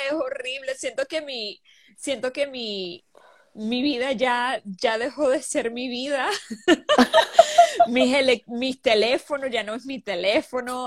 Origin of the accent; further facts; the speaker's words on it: Venezuela; moved away as an adult; also born or lived in Bahrain / Riyadh, Saudi Arabia; now in Seattle, United States; soy venezolana. Ah, viví, aunque no viví mucho tiempo en Venezuela